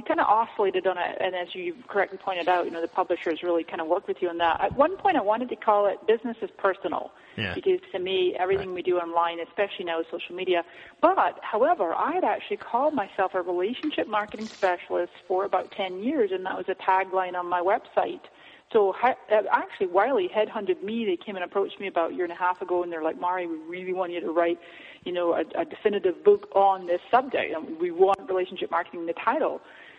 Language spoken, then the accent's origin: English; Scotland, United Kingdom; now in United States; I came to this country from Scotland in 99, and I've always been an entrepreneur since then.